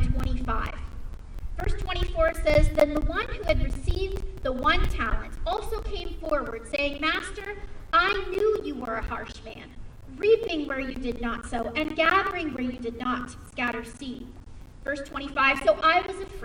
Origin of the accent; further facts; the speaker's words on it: West Coast, United States; moved away as an adult; I grew up with on the West Coast